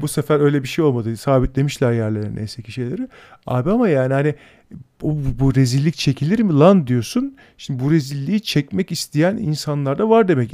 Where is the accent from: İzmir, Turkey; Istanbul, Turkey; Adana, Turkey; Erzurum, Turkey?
Istanbul, Turkey; burada doğdum büyüdüm. Ben buralıyım